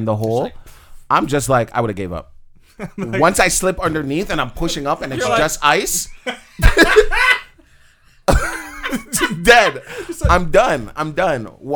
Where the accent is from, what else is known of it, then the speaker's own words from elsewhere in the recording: Canada; we are in Canada and we are Canadian for the most part